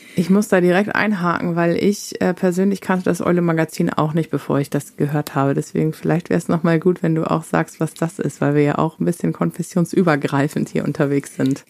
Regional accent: Northern Germany, Germany; ich komme ganz aus dem Norden

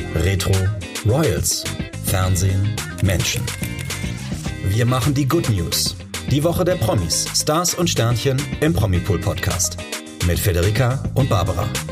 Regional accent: Italy; German is a second language; moved away; da, wo ich herkomme, Italien

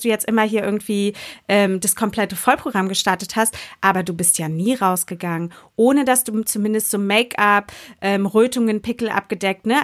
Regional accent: Berlin, Germany; Jetzt sind Jule und ich Berlinerinnen

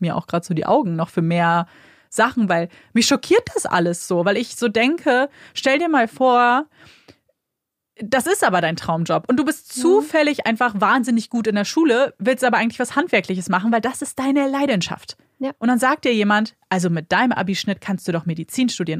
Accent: Germany; wir kommen aus Deutschland

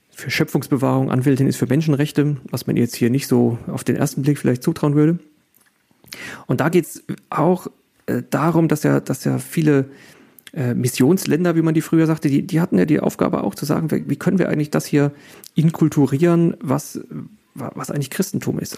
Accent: Germany; wir sind ja Deutsche

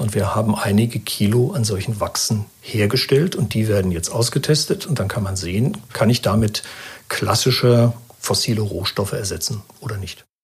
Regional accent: Germany; als Deutscher

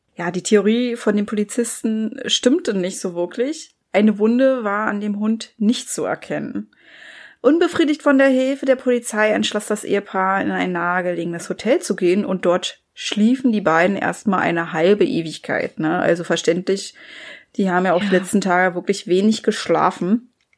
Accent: Germany; Bei uns in Deutschland

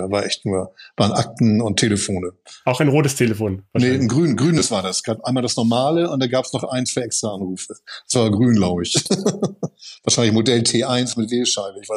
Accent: Cologne, North Rhine-Westphalia, Germany; Und für mich als Kölner Lokalpatriotist.

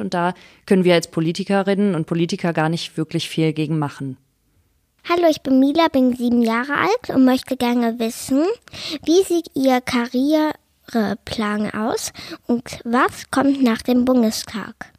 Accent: Wuppertal, North Rhine-Westphalia, Germany; Ich bin ähm, am Katernberg geboren, also in einer Gegend, wo es den Menschen relativ gut geht. Dann bin ich auf die Grundschule dort gegangen, dann aufs Gymnasium

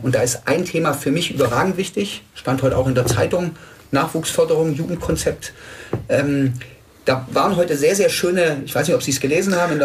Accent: Tübingen, Baden-Württemberg, Germany; Ich bin 45 Jahre alt, in Tübingen geboren

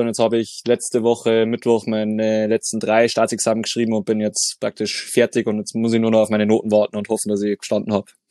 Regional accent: Deggendorf, Bavaria, Germany; bin gebürtiger Deckendorfer

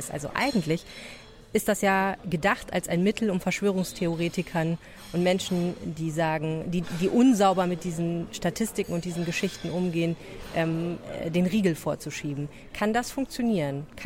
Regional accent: Germany; Bei mir würde ja einfach nur stehen, ich bin Deutsche.

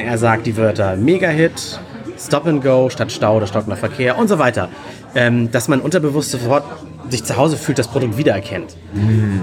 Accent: Hamburg, Germany; Das ist hier in Hamburg Bei uns im Norden, wo wir alle herkommen

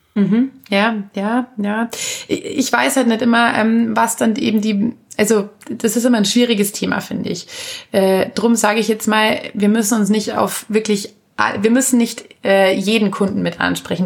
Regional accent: Anzing, Bavaria, Germany; also born or lived in Munich; Ich bin ja nur in München geboren, also aufgewachsen und leben tue ich natürlich in Anzing

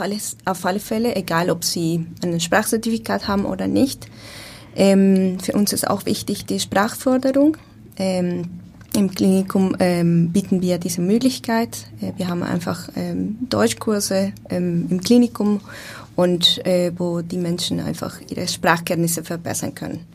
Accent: Bogotá, Colombia; German is a second language; moved away as an adult; also born or lived in Austria / Germany; now in Hamburg, Germany; Ich komme ursprünglich aus Bogotá, Kolumbien

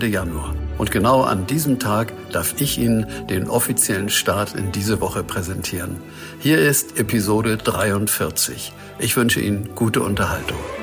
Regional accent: Hamburg, Germany; als geborener Hamburger Jung und Musiker in der nicht nur für mich schönsten Stadt der Welt zu leben.

